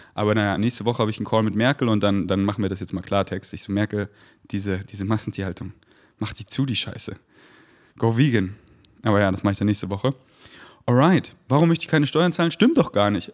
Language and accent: German; Germany; in Deutschland geboren zu sein